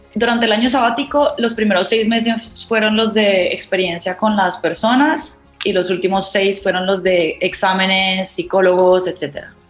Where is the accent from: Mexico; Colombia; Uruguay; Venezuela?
Colombia; Cali, Valle del Cauca; moved away as an adult; also born or lived in Montpellier, France; Yo nací en Cali